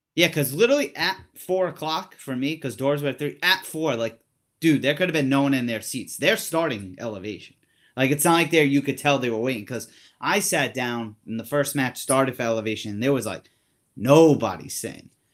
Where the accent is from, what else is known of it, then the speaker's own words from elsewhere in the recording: Rhode Island, United States; I'm from Rhode Island